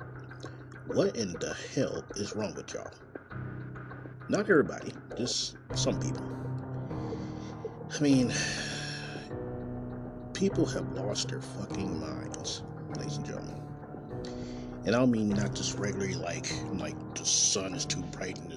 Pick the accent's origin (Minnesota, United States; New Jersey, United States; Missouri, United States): Missouri, United States; Kansas City; from Kansas City, Missouri, my hometown